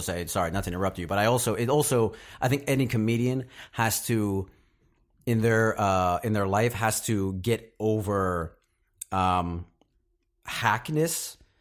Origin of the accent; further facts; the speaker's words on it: Knoxville, Tennessee, United States; moved away; Knoxville, Tennessee. Uh, born and raised in, uh, the South